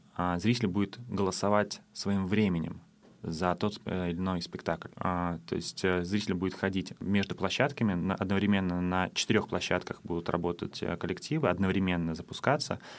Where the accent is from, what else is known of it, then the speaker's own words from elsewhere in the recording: Saint Petersburg, Russia; now in Tallinn, Estonia; я сам из Питера